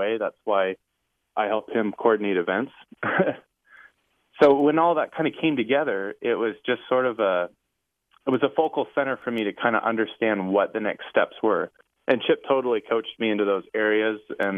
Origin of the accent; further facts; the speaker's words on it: West Coast, United States; moved away as an adult; now in New York, United States; I grew up in the West Coast.